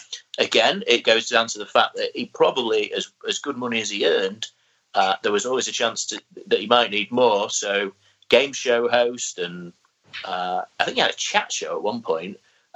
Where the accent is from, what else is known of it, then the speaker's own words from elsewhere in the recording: North East England, United Kingdom; But, you know, it basically being a Geordie boy